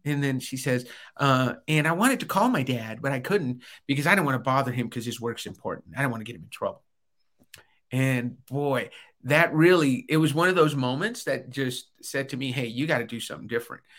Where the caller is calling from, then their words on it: Albuquerque, New Mexico, United States; I'm calling in today from Albuquerque, New Mexico.